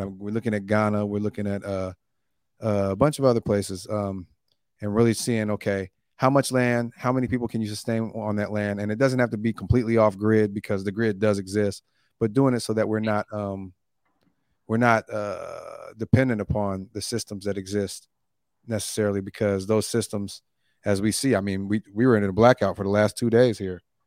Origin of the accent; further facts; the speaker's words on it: Oakland, California, United States; also born or lived in Long Beach; I'm from Oakland